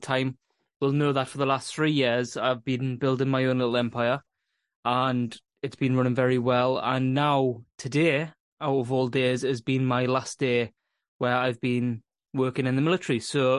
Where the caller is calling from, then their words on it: Scotland, United Kingdom; I am in the northeast of Scotland, and I generally usually host this podcast.